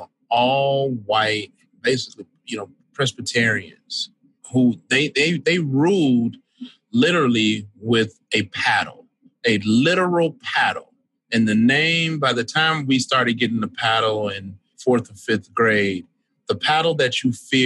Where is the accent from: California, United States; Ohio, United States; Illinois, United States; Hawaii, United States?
Illinois, United States; Chicago; I'm born and raised in Washington Heights community on the South Side of Chicago